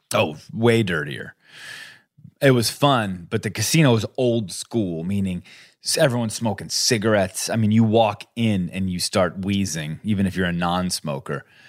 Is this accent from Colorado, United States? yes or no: yes; Colorado, United States; I grew up I grew up in Colorado